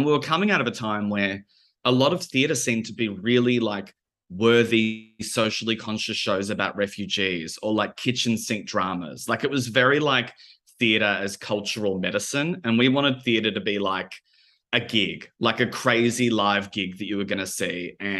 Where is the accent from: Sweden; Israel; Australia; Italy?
Australia; Melbourne, Victoria; we both make queer theatre, we're both from Melbourne, we're both of, like, similar ages